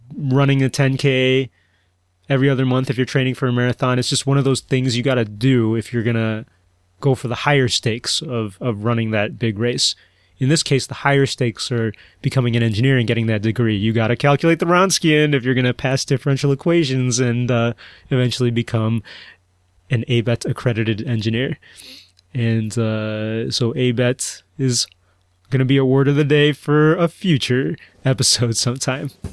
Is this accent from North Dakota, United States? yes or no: no; Chicago, Illinois, United States; accent: huge Chicago; my huge Chicago accent